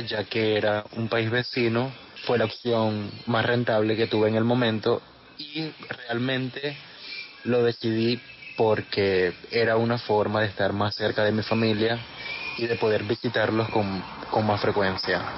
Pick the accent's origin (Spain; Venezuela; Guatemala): Venezuela; Maracaibo, Zulia; moved away as an adult; also born or lived in Medellín, Colombia; now in Barranquilla, Colombia; yo soy de Maracaibo, nací allí en el estado Zulia, en Venezuela